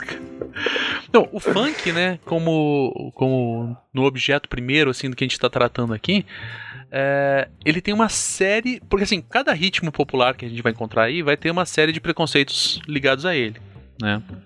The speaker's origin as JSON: {"language": "Portuguese", "town": "Curitiba", "region": "Paraná", "country": "Brazil", "said": "como curitibano, né, cara, aqui sulista"}